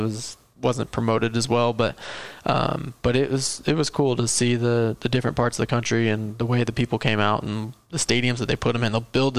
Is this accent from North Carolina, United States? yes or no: no; Illinois, United States; I'm from the Midwest, so, we got, a big yard and a barn and a track and everything in the backyard